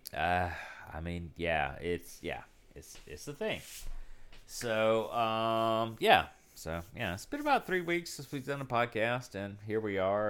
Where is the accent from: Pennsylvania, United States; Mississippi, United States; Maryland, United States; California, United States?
Mississippi, United States; South; I grew up in South Mississippi, so there was no local game shop or comic shop or anything.